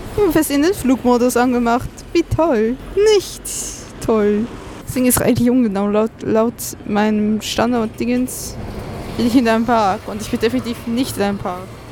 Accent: Switzerland; now in Germany; ich als Schweizerin

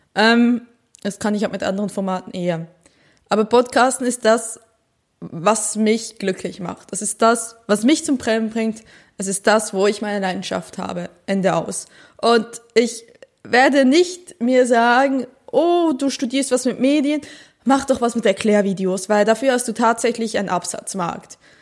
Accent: Switzerland; now in Germany; ich bin eine Schweizerin, die in Deutschland lebt

